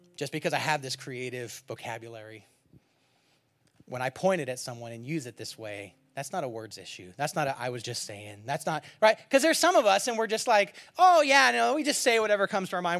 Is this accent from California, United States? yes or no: yes; California, United States; moved away; I'm from California